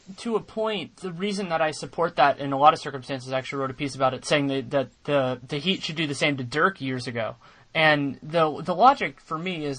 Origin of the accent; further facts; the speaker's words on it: Bay Area, California, United States; I'm born and raised in the Bay Area